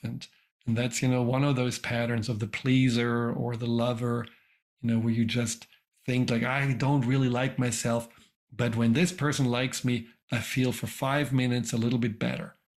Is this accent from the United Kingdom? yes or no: no; Germany; moved away; I grew up in Germany